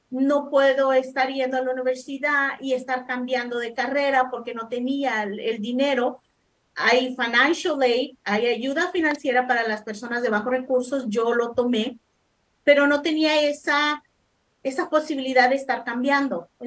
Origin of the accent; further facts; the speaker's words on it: Los Angeles, California, United States; also born or lived in El Salvador; bueno, nací en El Salvador, vine a los Estados Unidos cuando tenía 10 años crecí en el sur centro de Los Ángeles, en la Vermont y 47 para ser exacto.